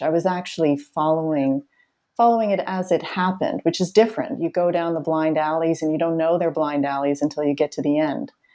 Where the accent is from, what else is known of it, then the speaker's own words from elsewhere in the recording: Boston, Massachusetts, United States; I grew up in the Boston area where I still live